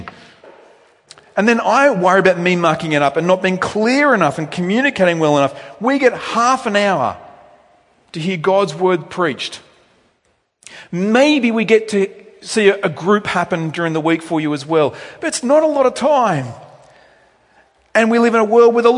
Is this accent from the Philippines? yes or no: no; Australia; technically I wasn't born in Australia, but I'm bred in Australia. We Australians